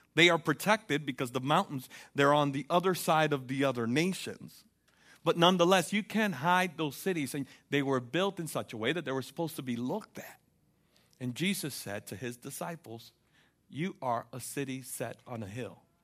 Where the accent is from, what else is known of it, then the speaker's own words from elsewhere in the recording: United States; as an American, I have to admit, I'm a consumer